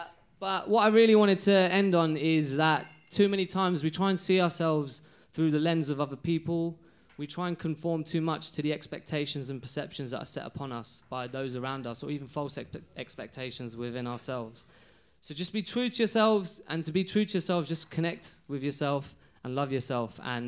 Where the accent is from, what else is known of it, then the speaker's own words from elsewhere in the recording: London, United Kingdom; moved away as an adult; also born or lived in Hong Kong; I moved from Hong Kong back home to London